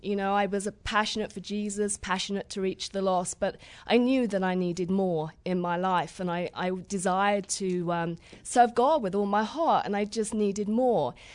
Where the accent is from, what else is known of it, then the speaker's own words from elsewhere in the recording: Crawley, South East England, United Kingdom; accent: southern; moved away as an adult; I'm from Crawley, West Sussex.